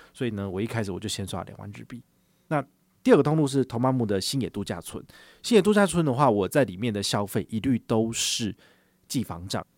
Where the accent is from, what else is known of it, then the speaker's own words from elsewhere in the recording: Taiwan; 对于我们台湾人来讲